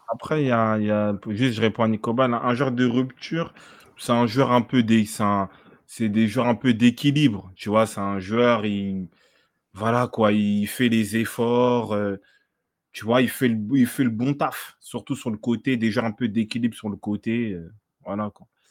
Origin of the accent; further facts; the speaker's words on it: France; on est français, on est chauvin